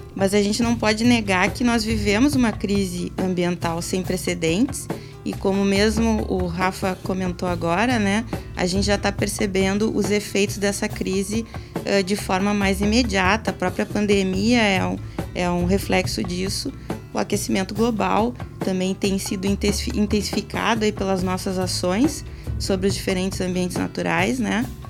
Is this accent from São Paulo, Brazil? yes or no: no; Rio Grande do Sul, Brazil; nosso pampa, que faz parte aí da nossa identidade enquanto, enquanto gaúchos